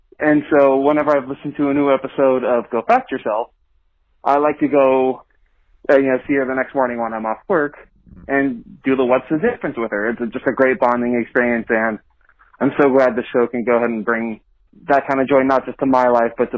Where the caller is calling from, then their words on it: Portland, Oregon, United States; I'm from Portland, Oregon